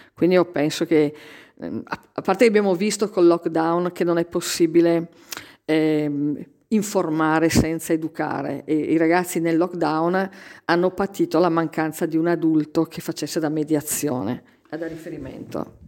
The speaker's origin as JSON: {"language": "Italian", "area": "Alta Val Trompia", "region": "Lombardy", "country": "Italy", "said": "io vengo proprio dall'Alta Valtrompia"}